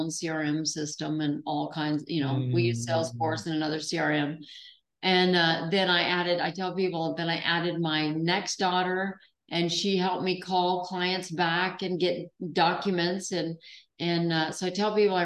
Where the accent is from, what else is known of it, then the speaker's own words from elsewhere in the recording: Alaska, United States; So I was raised in Alaska